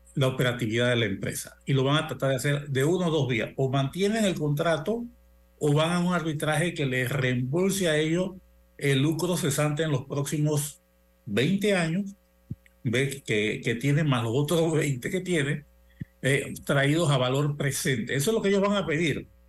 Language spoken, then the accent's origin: Spanish; Panama; te voy a hablar como panameño